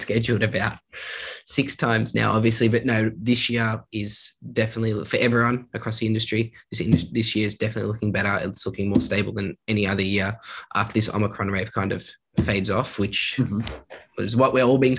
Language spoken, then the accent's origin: English; Australia; we're from Australia